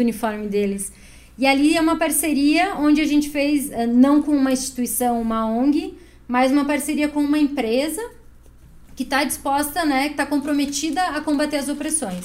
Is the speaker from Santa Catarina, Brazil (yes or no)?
yes; Chapecó, Santa Catarina, Brazil; moved away as an adult; now in Curitiba, Brazil; eu sou de Chapecó